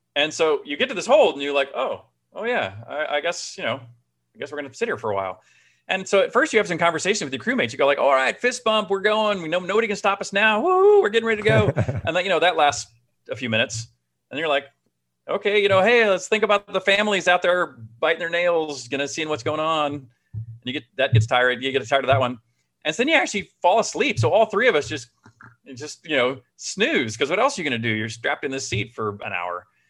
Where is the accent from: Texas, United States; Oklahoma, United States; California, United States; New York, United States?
Texas, United States; Houston; also born or lived in Austin, Texas; I grew up in Houston